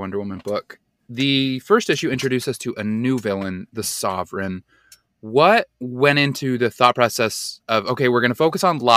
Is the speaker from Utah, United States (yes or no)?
yes; Utah, United States; now in New York, United States